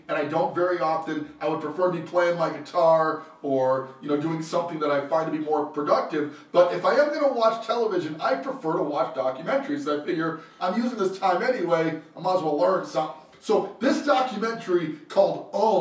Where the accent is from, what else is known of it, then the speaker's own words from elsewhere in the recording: Trenton, New Jersey, United States; also born or lived in Brooklyn, New York; I was born in Trenton, New Jersey